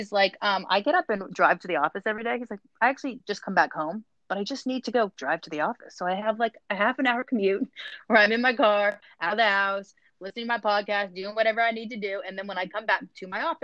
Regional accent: Virginia, United States; growing up in Virginia

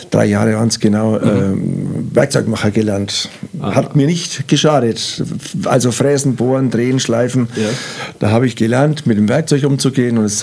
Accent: Rednitzhembach, Bavaria, Germany; also born or lived in Nuremberg; aber aufgewachsen in Rednitzembach. Und ja, habe ich noch einen Bruder und da hat man eine schöne Jugend bei uns im kleinen Dorf Rednitzembach.

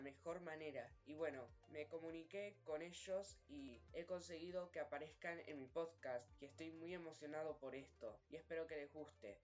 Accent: Argentina; Argentina, que es mi país natal

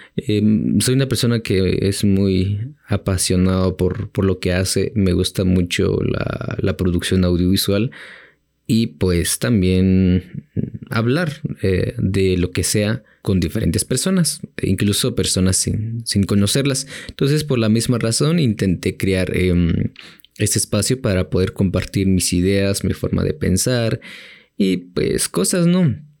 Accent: Chimaltenango, Guatemala; del el municipio pues de, de donde soy, em, le dicen tierra del comal, del membrillo y del durazno

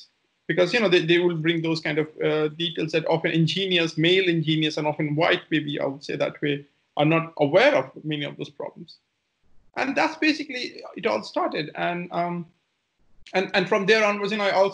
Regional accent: India; moved away as an adult; also born or lived in Germany; So originally, I come from India. I left India in 2003, January.

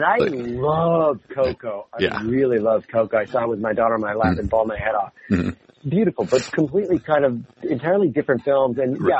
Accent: United States; I'm an American.

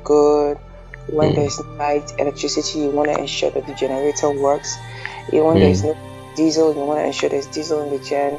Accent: Nigeria; I'm Nigerian first

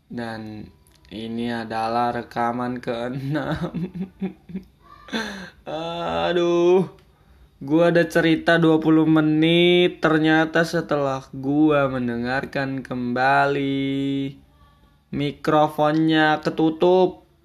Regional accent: North Sumatra, Indonesia; born there; gue orang Batak dan Eh, gue lahir di asli lahir di Sumatera Utara ya buat kalian yang nggak tahu ya deket-deket Danau Toba lah ya

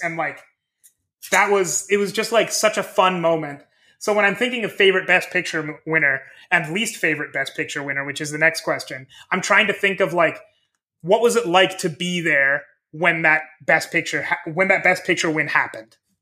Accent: Midwest, United States; I grew up in the Midwest, in the States

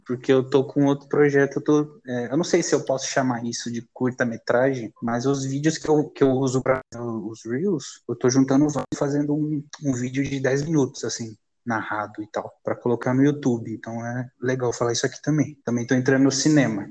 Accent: Carapicuíba, São Paulo, Brazil; eu sou de Carapicuíba

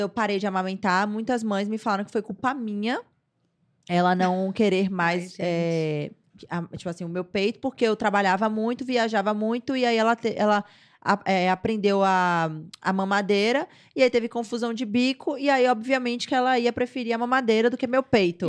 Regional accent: Salvador, Bahia, Brazil; eu nasci em Salvador, sou baiana. Nascida e criada em Salvador.

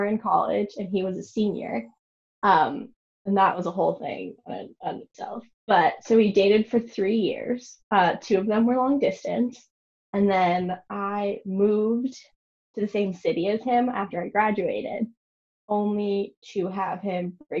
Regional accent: New York, United States; I'm from New York

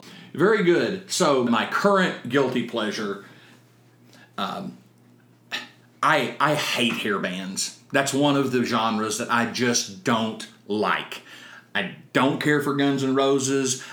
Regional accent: Texas, United States; I am from Texas

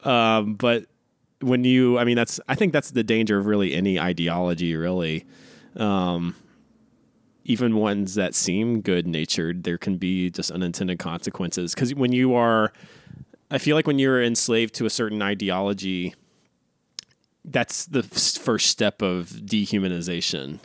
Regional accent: North Carolina, United States; now in Los Angeles, United States; growing up in North Carolina

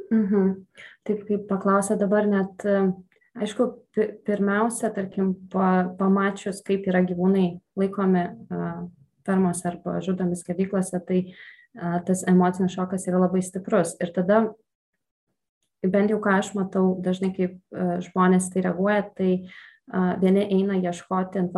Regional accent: Šiauliai, Šiauliai County, Lithuania; moved away as an adult; now in Vilnius, Lithuania; aš esu iš Šiaulių, tenai uh, užaugau

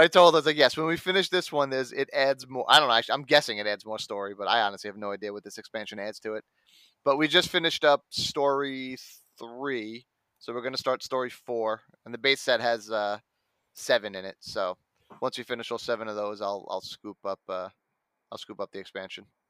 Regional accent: New York, United States; I'm a New Yorker

